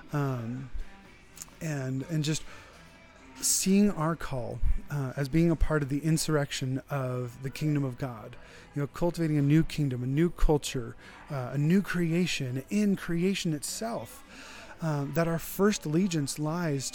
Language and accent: English; United States